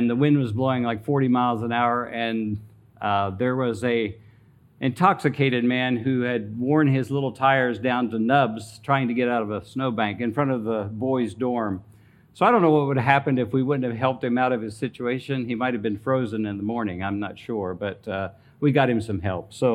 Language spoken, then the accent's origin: English; Greenwood, Delaware, United States; I was born and raised in Greenwood, Delaware